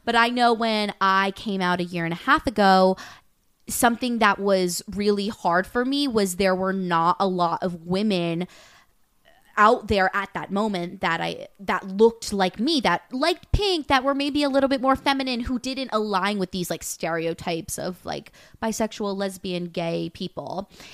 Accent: Westchester, New York, United States; also born or lived in London; I am, um, from Westchester, New York. I grew up in New York. Fun fact, I lived in London for, like, four years of my life when I was younger

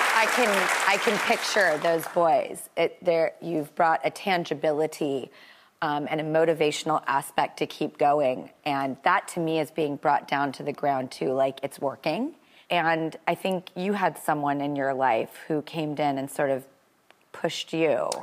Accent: California, United States; I'm from California. I don't know if you can tell by my accent.

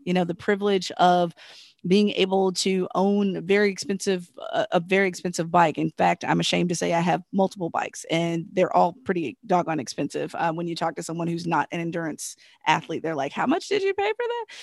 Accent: Southern Virginia, United States; I'm from Southern Virginia

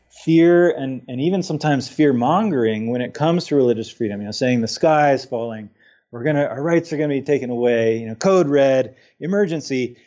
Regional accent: Utah, United States; my home state of Utah

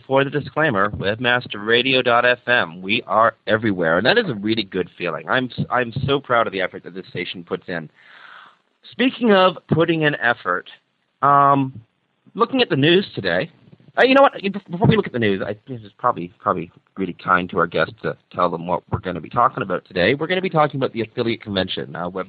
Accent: Toronto, Ontario, Canada; Everything revolves around the CN Tower here in Toronto, Ontario. And, I'm so pleased to be here. This is my hometown.

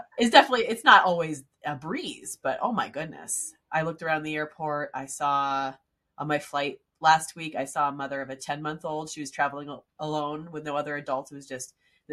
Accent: near Philadelphia, Pennsylvania, United States; I grew up near Philadelphia

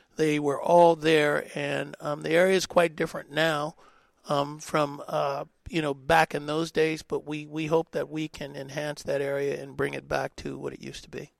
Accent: Oakland, California, United States; that's my hometown

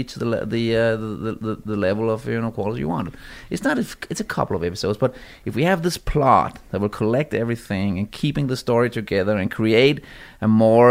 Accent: Denmark; I come from Denmark.

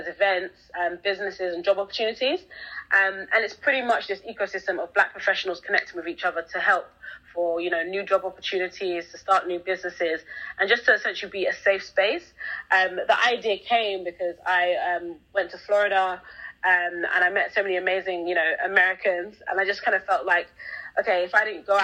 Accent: London, United Kingdom; I grew up in London, England. So literally I was born here and have been here ever since, 27 now.

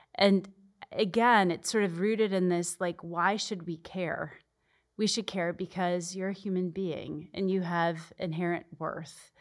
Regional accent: Arizona, United States; moved away as an adult; I'm born and raised in Arizona

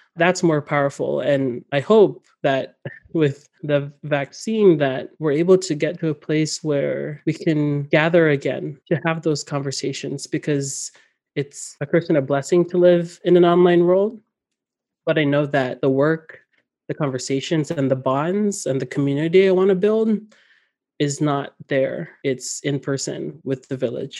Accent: Northern Mariana Islands; moved away; also born or lived in Guam; The archipelago I come from where I was born in Guam and raised throughout the Northern Marianas

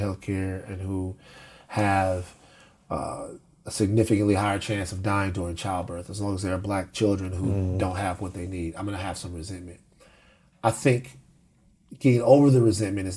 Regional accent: the South, United States; I'm from the South

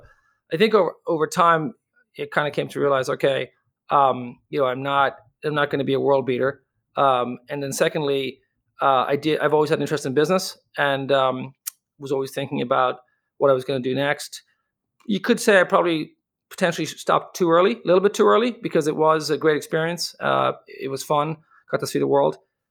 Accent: Dublin, Leinster, Ireland; accent: Irish; moved away as an adult; also born or lived in United States; born and raised in Dublin, but I left

